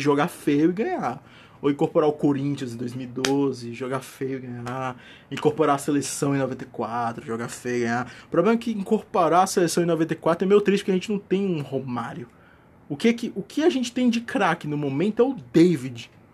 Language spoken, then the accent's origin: Portuguese; Northeast Brazil, Brazil; Mas eu sou nordestino